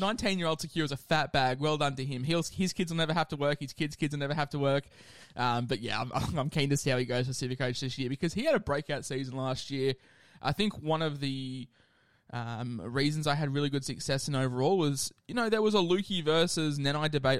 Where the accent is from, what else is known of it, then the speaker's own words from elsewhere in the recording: Queensland, Australia; as a Queenslander myself